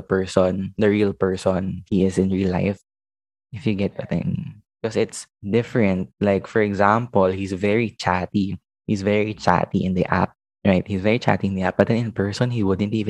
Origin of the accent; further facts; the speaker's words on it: Makati, Metro Manila, Philippines; I was from Makati.